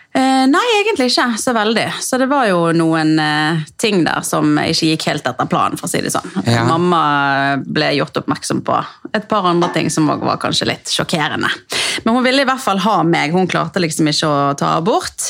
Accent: Bergen, Vestland, Norway; jeg er jo eh, ja, født og oppvokst i Bergen

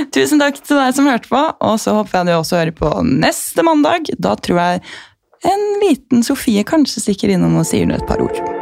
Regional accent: Gol, Buskerud, Norway; moved away; Jeg er jo fra Gol med 4000 innbyggere

